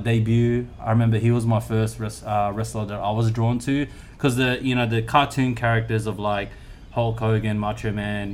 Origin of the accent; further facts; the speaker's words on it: Sydney, New South Wales, Australia; I grew up around Canterbury. I was actually born in Canterbury. So I grew up in Marrickville first.